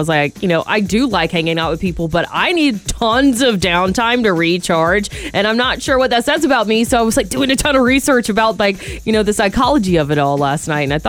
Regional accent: Georgia, United States; now in Sonoma County, United States; I'm from Georgia

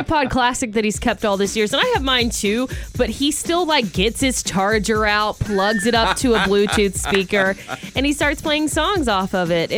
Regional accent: between Eatonton, Georgia and Milledgeville, United States; it's a hometown landmark for me. It's a fruit stand on the side of the road between Eatonton, Georgia and Milledgeville, Georgia.

